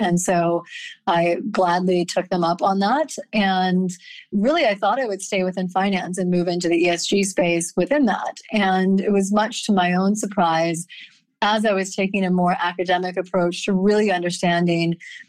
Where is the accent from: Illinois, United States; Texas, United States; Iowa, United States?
Iowa, United States; Grinnell; also born or lived in Midwest / Rust Belt; So I am actually an Iowa gal originally. I was born in Grinnell, Iowa, to very academic, technology, and creativity-focused household. So I grew up in small college towns in the Midwest and the Rust Belt